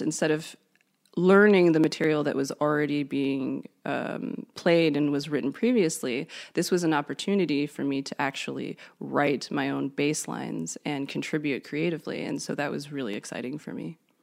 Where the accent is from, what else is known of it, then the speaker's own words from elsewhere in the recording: Canada; I'm from Canada.